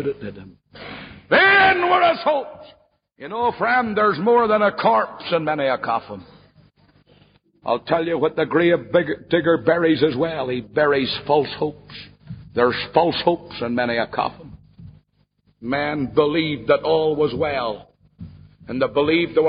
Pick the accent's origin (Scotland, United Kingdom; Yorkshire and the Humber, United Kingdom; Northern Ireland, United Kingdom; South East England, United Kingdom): Northern Ireland, United Kingdom; Ballymena; my hometown of Ballymena